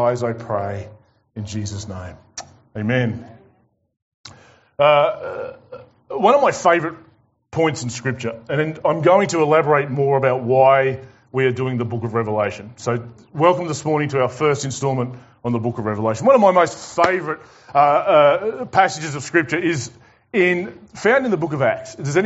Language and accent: English; Tasmania, Australia; I'm from Tassie